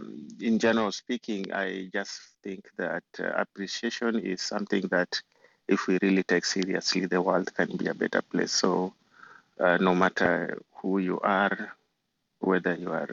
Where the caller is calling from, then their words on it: New Jersey, United States; I'm joining you from the East Coast, from New Jersey.